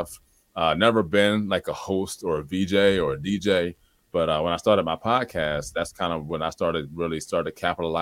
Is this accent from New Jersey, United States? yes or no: yes; Trenton, New Jersey, United States; moved away as an adult; now in Delaware, United States; I was born and raised in Trenton, the capital city